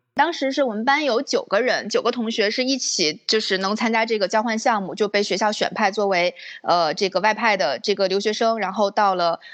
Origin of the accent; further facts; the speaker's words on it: Northeast China, China; moved away as an adult; 我是，也是从东北长大的孩子嘛